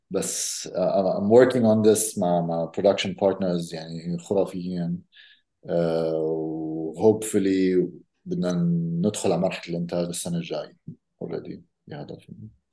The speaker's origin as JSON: {"language": "Arabic", "town": "Amman", "region": "Amman Governorate", "country": "Jordan", "tie": "born or raised there", "said": "انا ربيت بعمان"}